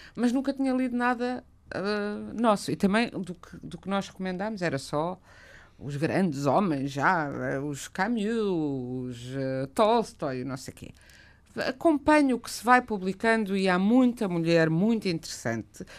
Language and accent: Portuguese; Portugal; quando eu era criança em Portugal